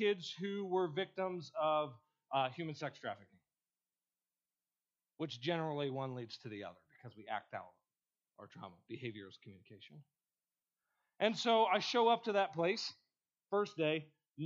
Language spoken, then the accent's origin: English; Ohio, United States; moved away as an adult; I grew up in Ohio and I grew up on a farm.